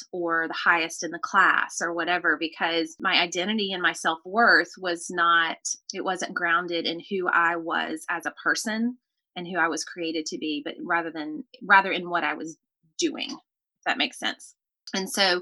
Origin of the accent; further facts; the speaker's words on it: Nashville, Tennessee, United States; accent: Southern; moved away as an adult; now in Pensacola, United States; I grew up in Nashville, lived in the same house for the first 16 years of my life.